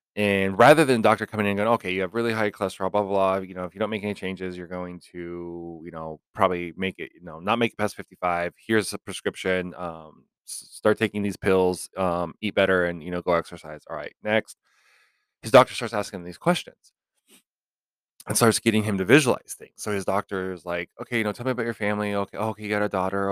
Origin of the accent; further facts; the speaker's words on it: Los Angeles, California, United States; I actually grew up in the L A area.